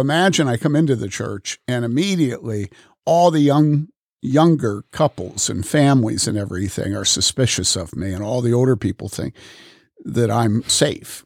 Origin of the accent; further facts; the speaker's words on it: Wheaton, Illinois, United States; moved away; also born or lived in Madison / Boulder; growing up in Wheaton, living in Madison, having lived in Boulder